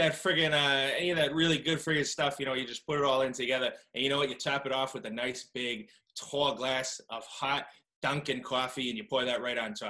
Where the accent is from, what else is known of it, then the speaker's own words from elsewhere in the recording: Australia; Hey, mate. Growing up as an Aussie, we've got a lot of foreign cereal that the States have never really heard about.